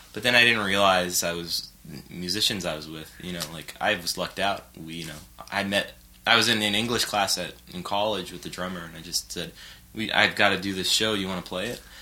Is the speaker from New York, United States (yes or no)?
no; Los Angeles, California, United States; I grew up in West Side and um, of Los Angeles